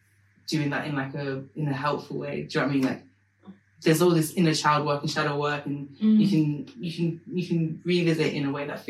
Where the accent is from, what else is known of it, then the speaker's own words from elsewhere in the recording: London, United Kingdom; I grew up in Stepney Green.